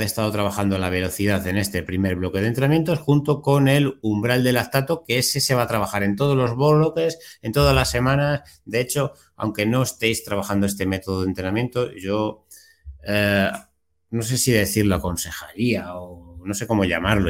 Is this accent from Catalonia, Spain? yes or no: no; Consuegra, Castilla-La Mancha, Spain; desde Consuegra, desde mi pueblo